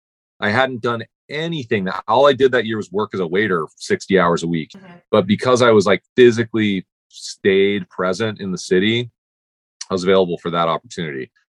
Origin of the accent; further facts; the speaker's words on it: New York City, New York, United States; Like, mm-hmm, New York, mm-hmm, City.